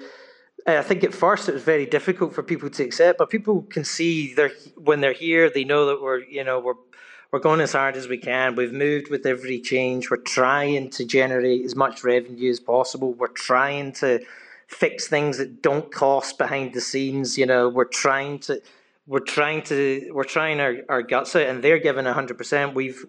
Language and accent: English; Glasgow, Scotland, United Kingdom; moved away; I speak to people all back in the UK where I'm from Glasgow